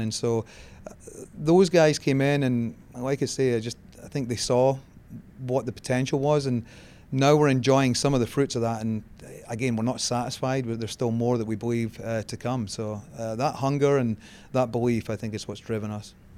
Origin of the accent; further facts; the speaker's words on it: Scotland, United Kingdom; moved away as an adult; now in United States; I grew up in Scotland